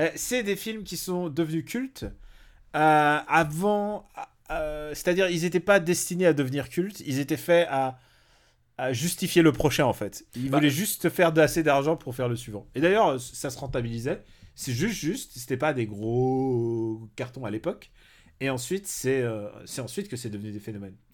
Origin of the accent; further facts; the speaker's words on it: Normandy, France; moved away; j'ai passé une partie de mon enfance aussi en Normandie